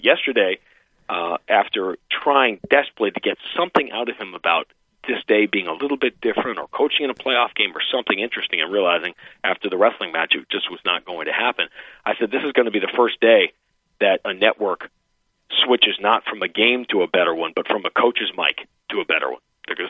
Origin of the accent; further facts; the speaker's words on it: New York, United States; moved away; I'm a New Yorker. I grew up in New York